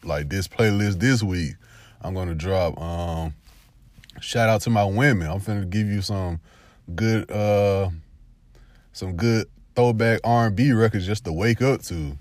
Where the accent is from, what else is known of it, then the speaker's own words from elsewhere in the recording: the South, United States; also born or lived in Alabama / Georgia; I only grew up in Alabama and Georgia for twenty-six years of my life.